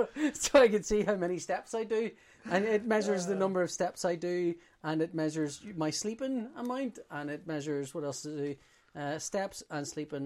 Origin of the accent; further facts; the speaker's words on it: Belfast, Northern Ireland, United Kingdom; coming from Belfast, there's this stupid notion that. I'm from Belfast.